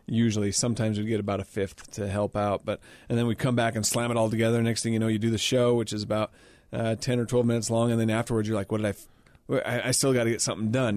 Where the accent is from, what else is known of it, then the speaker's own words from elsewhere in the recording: Utah, United States; here in my home state